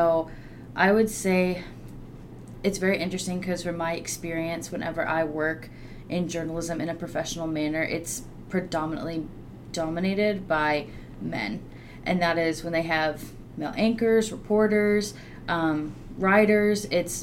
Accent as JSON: {"language": "English", "town": "Russellville", "region": "Arkansas", "country": "United States", "said": "I am from Russellville, Arkansas"}